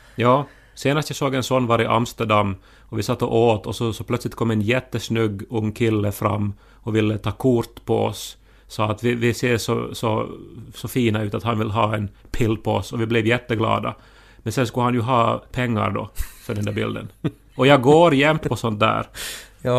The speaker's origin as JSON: {"language": "Swedish", "town": "Esse", "region": "Ostrobothnia", "country": "Finland", "moved": "yes", "said": "jag är från Esse"}